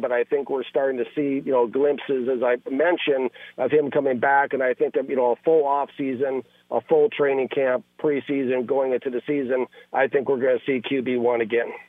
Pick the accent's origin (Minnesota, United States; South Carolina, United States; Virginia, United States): Minnesota, United States; moved away; I'm from Minnesota, so I have a lot of, you know, friends and family back there